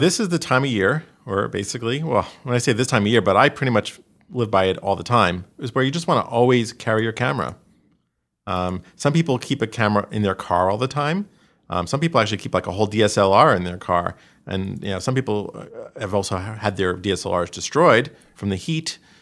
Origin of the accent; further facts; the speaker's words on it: New York, United States; growing up in New York